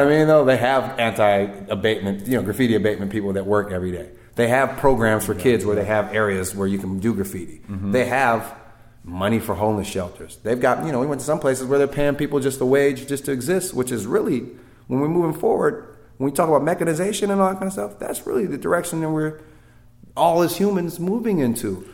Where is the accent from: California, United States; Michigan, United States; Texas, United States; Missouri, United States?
California, United States; I'm from California, like you know, we're our own country almost.